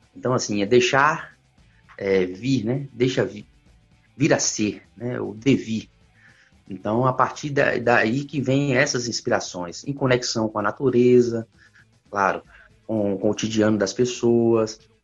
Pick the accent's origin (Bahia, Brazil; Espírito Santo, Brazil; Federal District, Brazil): Bahia, Brazil; Vitória da Conquista; eu sou de Vitória da Conquista